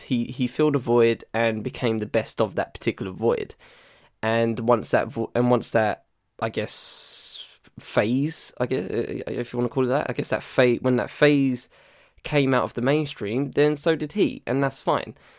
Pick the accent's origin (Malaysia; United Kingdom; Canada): United Kingdom